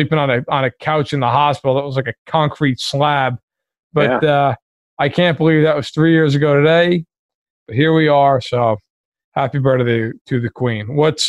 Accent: New York, United States; As a New Yorker, I cannot stand that team.

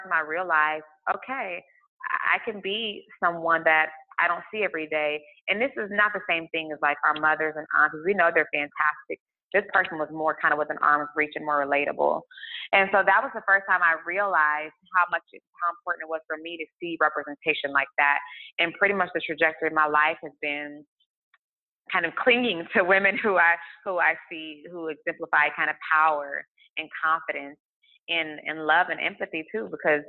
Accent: Tulsa, Oklahoma, United States; now in Houston, United States; I grew up in Tulsa, Oklahoma

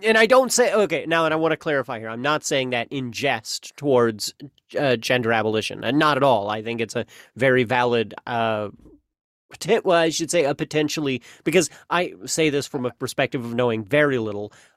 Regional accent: the Ozarks, United States; I'm an Ozarkie. I'm from the Ozarks. I'm an Ozarkian

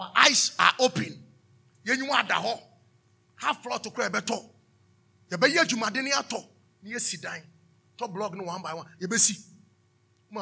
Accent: Taifa, Greater Accra, Ghana; All my colleagues that we grew up in Taifa

